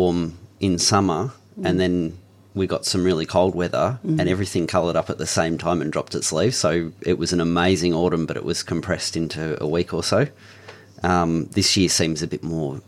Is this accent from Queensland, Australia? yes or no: no; Mount Macedon, Victoria, Australia; now in Romsey, Australia; I live in Romsey now, but I grew up in Mount Macedon, so I was born and raised up there